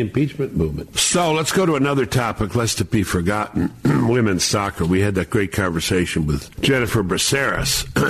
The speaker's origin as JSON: {"language": "English", "town": "New York City", "region": "New York", "country": "United States", "tie": "born or raised there", "said": "We were growing up in Brooklyn"}